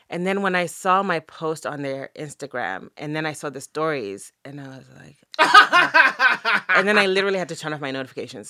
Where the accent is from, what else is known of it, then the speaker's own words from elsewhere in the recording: Zimbabwe; moved away as an adult; growing up in Zim was amazing. I grew up in Zim in the eighties and the nineties.